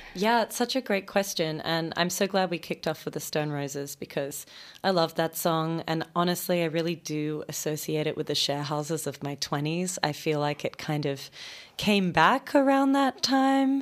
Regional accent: Sydney, New South Wales, Australia; moved away as an adult; also born or lived in Melbourne; now in New York, United States; I grew up in Sydney.

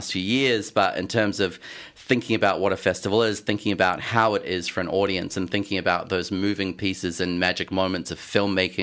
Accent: New Zealand; moved away as an adult; now in Melbourne, Australia; I grew up in New Zealand

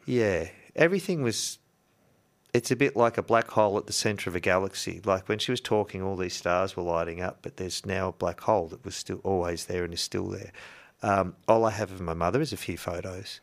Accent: Yarrawonga, Victoria, Australia; also born or lived in Shepparton; we used to go shopping in the big town from Yarrawonga. We'd go to Wang or we'd go to Shep, right?

